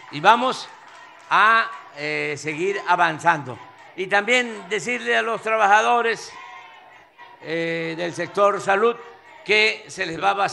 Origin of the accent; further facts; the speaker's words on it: Coatzacoalcos, Veracruz, Mexico; ¿Ustedes saben lo que es estar en Coatzacoalco? En el antiguo Puerto México. es estar sí, en mi tierra, es estar en mi agua.